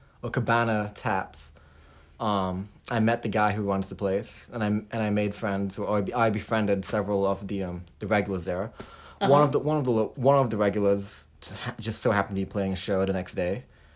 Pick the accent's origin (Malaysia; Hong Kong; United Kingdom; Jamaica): Hong Kong; also born or lived in Texas, United States / California, United States; now in Nashville, United States; I was raised in Hong Kong. My background story is a little bit long. Okay. I was born in Texas to parents who were from the Philippines, and then I went to kindergarten there till I was like five. Went out to Hong Kong